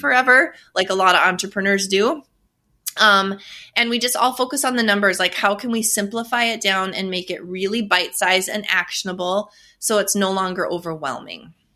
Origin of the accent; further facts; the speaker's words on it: North Dakota, United States; I'm from North Dakota. That's a story in and of itself. I survived North Dakota winters for forty-plus years.